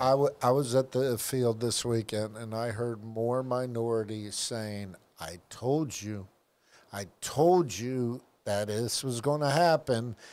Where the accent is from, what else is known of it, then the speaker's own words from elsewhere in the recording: Tampa, Florida, United States; I grew up in South Tampa